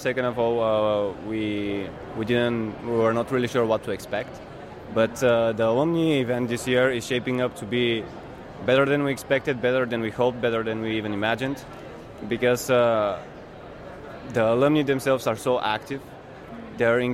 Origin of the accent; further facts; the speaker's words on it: Bulgaria; I'm from Bulgaria